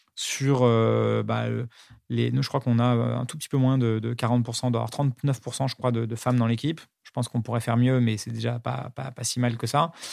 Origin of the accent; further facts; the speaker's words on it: Paris, Île-de-France, France; C'était un, un, collège à Paris qui s'appelle l'École Alsacienne